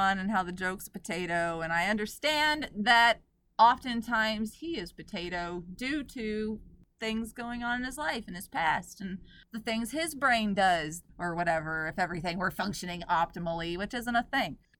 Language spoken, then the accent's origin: English; Oklahoma, United States; I grew up in Oklahoma